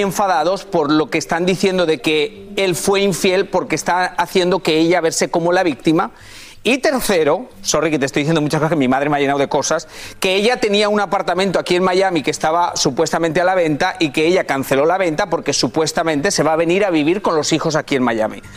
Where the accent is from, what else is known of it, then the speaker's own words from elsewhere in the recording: Spain; moved away; soy español